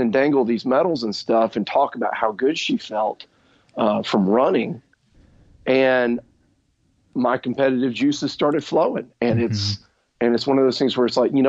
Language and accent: English; Birmingham, Alabama, United States; I grew up here in Birmingham, Alabama